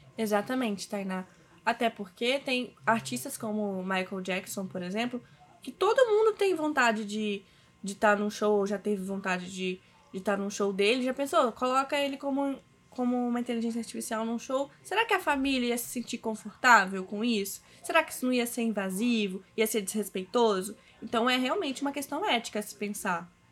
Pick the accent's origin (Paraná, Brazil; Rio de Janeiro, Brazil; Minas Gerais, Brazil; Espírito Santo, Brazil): Espírito Santo, Brazil; Cachoeiro de Itapemirim; eu sou de Cachoeiro de Itapemirim, aqui no Espírito Santo